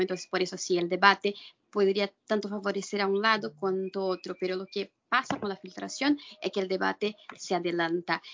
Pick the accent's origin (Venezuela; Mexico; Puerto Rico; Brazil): Brazil; vengo de Brasil